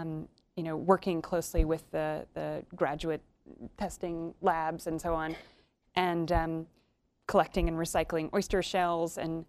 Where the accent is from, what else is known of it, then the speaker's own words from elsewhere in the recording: Annapolis, Maryland, United States; I was raised in the Annapolis, Maryland area